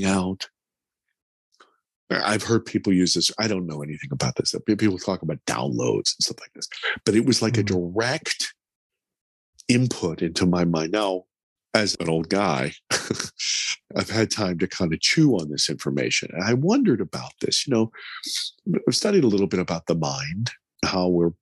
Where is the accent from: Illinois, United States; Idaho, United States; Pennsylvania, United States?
Pennsylvania, United States; Pittsburgh; I grew up in America and I speak English